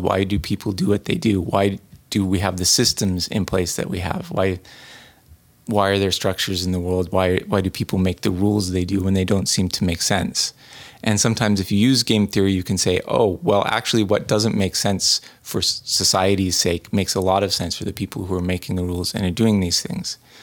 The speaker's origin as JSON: {"language": "English", "region": "New England", "country": "United States", "tie": "born or raised there", "said": "growing up in New England"}